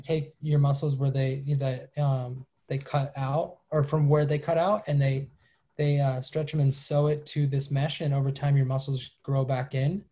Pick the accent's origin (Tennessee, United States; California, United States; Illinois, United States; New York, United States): California, United States; Los Angeles; also born or lived in Malibu; half malibu half venice